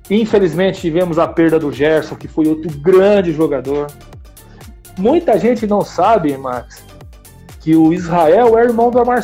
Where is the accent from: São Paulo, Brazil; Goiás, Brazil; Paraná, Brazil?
São Paulo, Brazil; eu, sou daqui do ABC, vocês sabem disso. Estava no centro de Santo André